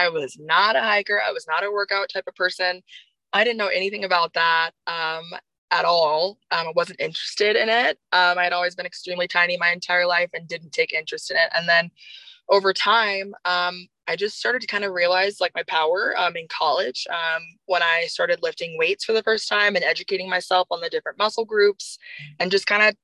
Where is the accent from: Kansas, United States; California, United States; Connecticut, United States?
Kansas, United States; Overland Park; moved away; I grew up in the suburbs of Kansas, more specifically in the Overland Park area.